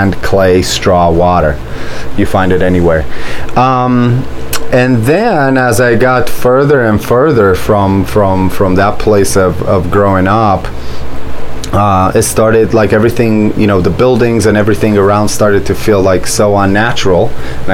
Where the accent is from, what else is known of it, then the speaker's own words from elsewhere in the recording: Romania; also born or lived in Orange County, California / San Diego County, California; now in Anza, United States; I was born and grew up in Romania in an environment where we grew all of our food.